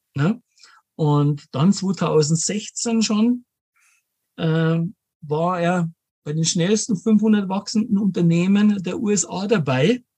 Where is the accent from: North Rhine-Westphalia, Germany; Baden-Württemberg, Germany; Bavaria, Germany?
Bavaria, Germany; Munich; also born or lived in Bad Homburg; lebe in München, bin gebürtiger Münchner auch